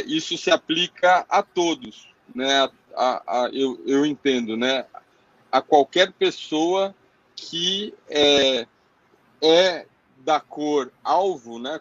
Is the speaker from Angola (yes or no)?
no; Brazil; como brasileiro